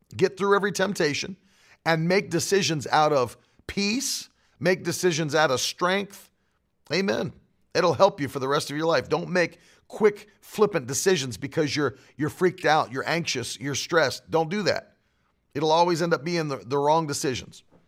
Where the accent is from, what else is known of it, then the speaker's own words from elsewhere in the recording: West Virginia, United States; I'm from West Virginia